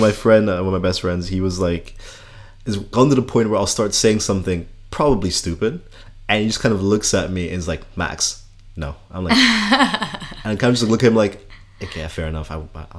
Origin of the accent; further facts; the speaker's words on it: Switzerland; also born or lived in Scotland; now in Netherlands; so yeah, I'm Kenyan Dutch. I grew up in Switzerland, spent 4 years in Scotland, now living in the Netherlands